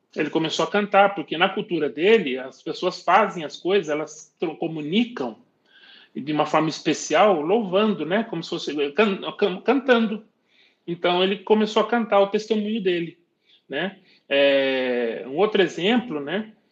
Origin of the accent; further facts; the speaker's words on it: Brazil; nós brasileiros